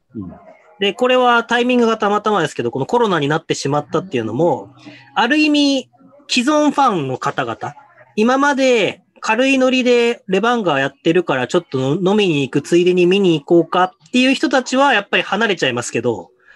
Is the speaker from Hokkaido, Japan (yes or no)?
yes; Hokkaido, Japan; もともとどさんこ